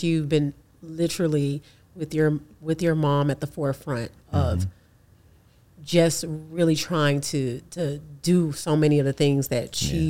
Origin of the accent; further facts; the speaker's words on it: Birmingham, Alabama, United States; I'm from Birmingham.